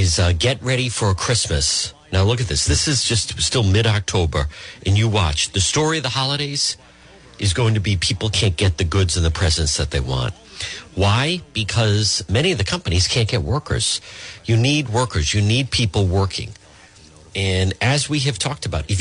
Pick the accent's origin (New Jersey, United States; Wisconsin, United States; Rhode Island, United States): Rhode Island, United States; Providence; I grew up in Edgewood, right not far from there.